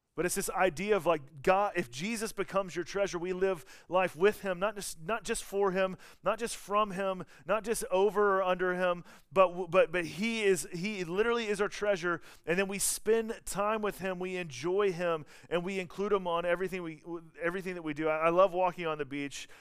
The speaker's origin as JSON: {"language": "English", "region": "the South", "country": "United States", "accent": "Southern", "said": "I'm from the South"}